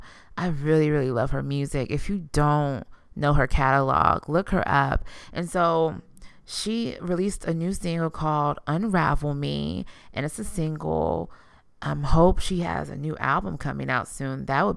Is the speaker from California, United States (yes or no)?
no; Houston, Texas, United States; I keep it real because I'm from the South Side. I plan to rep the South till the day that I die. That's so Houston.